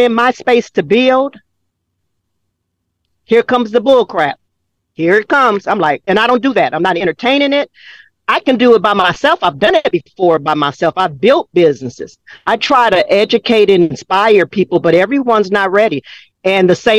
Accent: Los Angeles, California, United States; Growing up in South Central LA with the white mom and black daddy

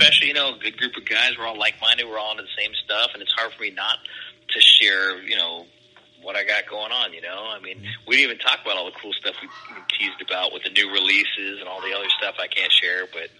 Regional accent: West Coast, United States; growing up on the West Coast, like I know the In-N-Out menu, and I know the In-N-Out secret menus

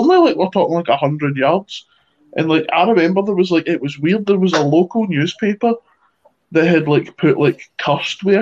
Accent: Ireland; I'm like Irish

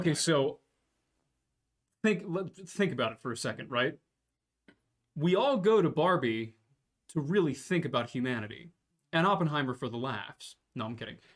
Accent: Canada; Uh, as a Canadian, I can say that the RCMP's ability to investigate missing persons cases are better than the authoritarian regimes and no one else.

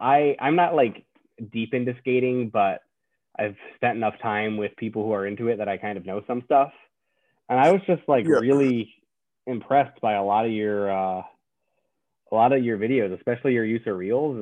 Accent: West Chester, Pennsylvania, United States; I grew up in Westchester, Pennsylvania, where Bam is from

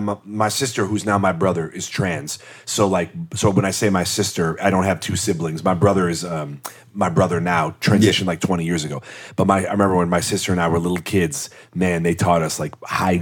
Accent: Midwest, United States; I mean, I really loved growing up in the Midwest because I think we had great schools

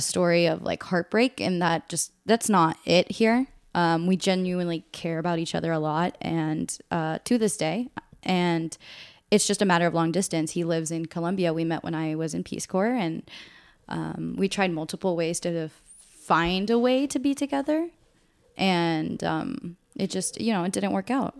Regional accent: Northern Virginia, United States; also born or lived in Monterey, California; grew up also here in the Nova area.

